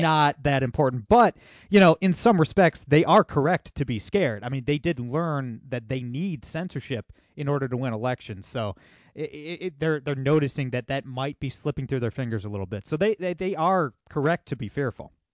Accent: Ohio, United States; I'm from Ohio

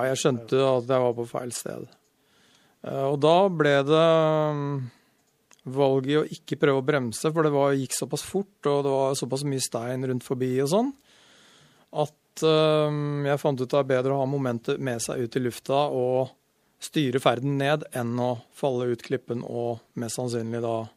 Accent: Sarpsborg, Østfold, Norway; now in Stryn, Norway; jeg er født i Sarp. Oppvokst rett utafor Sarp. Og uh, Sarpsborg

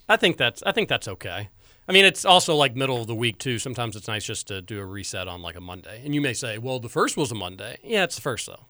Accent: Louisville, Kentucky, United States; born in Louisville, growing up in Louisville.

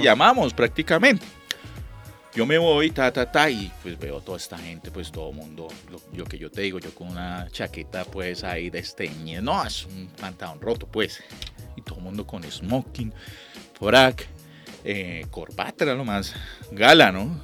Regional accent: Ibagué, Tolima, Colombia; now in Bogotá, Colombia; yo llegué a, de Ibagué, una provincia, Ibagué es era un pueblo de paso

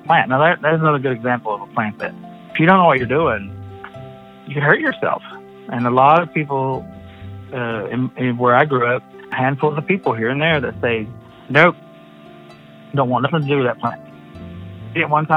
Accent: Cherokee, North Carolina, United States; being an Indian here in Cherokee, because that's how I was raised by my grandma and my mom

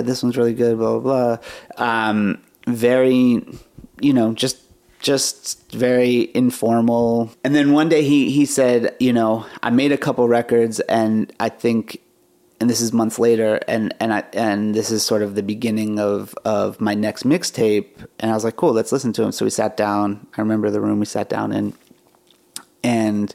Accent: Pittsburgh, Pennsylvania, United States; we're all from Pittsburgh

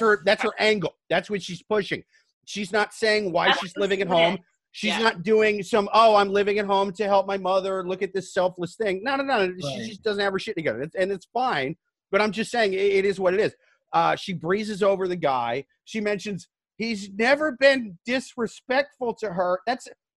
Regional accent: Midwest, United States; I'm from the Midwest

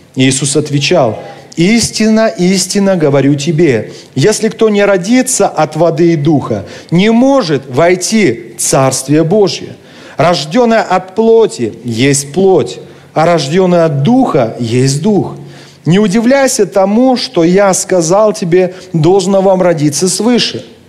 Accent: Kentau, Turkistan Region, Kazakhstan; Моя родина – это Казахстан. Это моя земля, это моя страна, я там родился, я люблю Казахстан. Хотя сам я русский, но казах... в России еще никогда не был, ни разу. Но Казахстан – это моя родина, это моя земля. Мой родной город – это Кентау

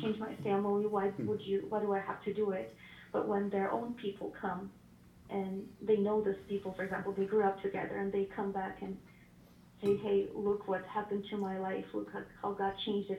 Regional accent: Ukraine; moved away as an adult; now in Washington, United States; originally I was born in Ukraine, but I moved to America six years ago.

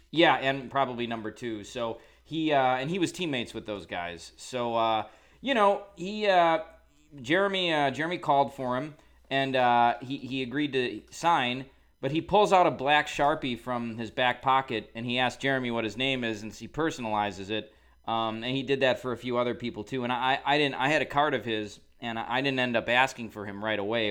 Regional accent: Wisconsin, United States; now in Chicago, United States; I grew up in Wisconsin

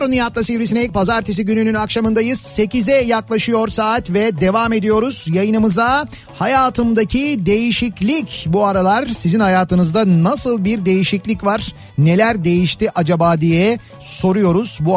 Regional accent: Istanbul, Turkey; Bak biz kaç yıldır geziyoruz. Ben doğma büyüme buralıyım. Hala bitirmiş değilim İstanbul'u.

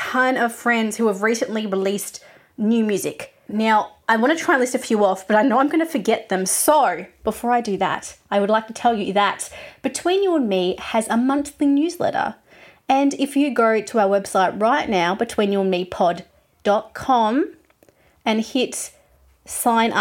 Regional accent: Geelong, Victoria, Australia; We come from a city called Geelong, which is by the beach. It's an hour from Melbourne. So I normally tell people I'm from Melbourne because they recognize that. But really, I'm from Geelong

